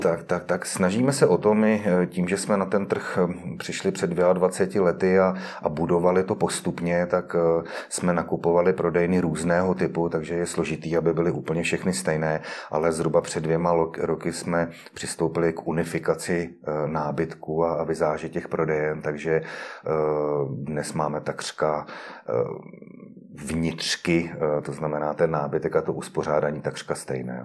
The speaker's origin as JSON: {"language": "Czech", "town": "Liberec", "region": "Liberec Region", "country": "Czechia", "said": "u nás v Liberci"}